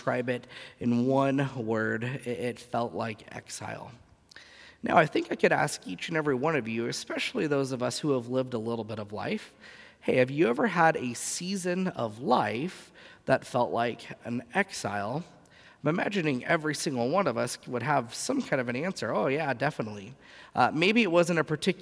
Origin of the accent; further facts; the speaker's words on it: Southern California, United States; moved away; growing up in Southern California, the first half of my life